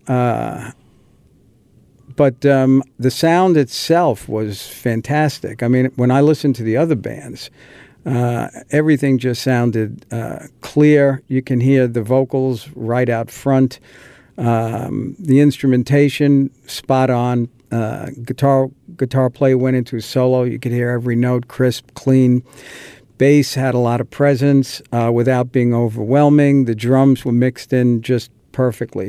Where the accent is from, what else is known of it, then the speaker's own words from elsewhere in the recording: New York City, New York, United States; we lived in an apartment, a garden apartment in uh, northern Queens in a, a, town called Whitestone